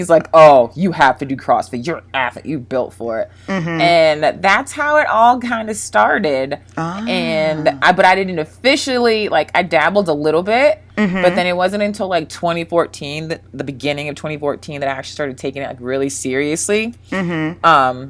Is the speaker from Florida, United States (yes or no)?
yes; Jacksonville, Florida, United States; I grew up mostly in, I lived all over, but I always say Jacksonville, Florida. I was there the longest